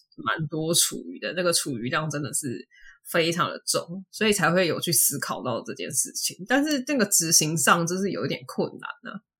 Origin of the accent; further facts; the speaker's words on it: Taipei, Taiwan; 我小时候住台北，在台北是没有什么，就是池塘还是什么